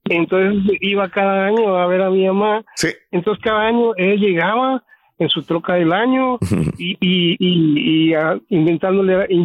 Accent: Mexico; moved away as an adult; now in United States; yo, crecí en México

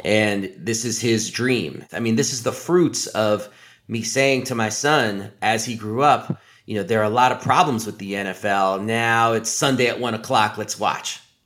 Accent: New York City, New York, United States; I grew up in New York City of the nineteen eighties

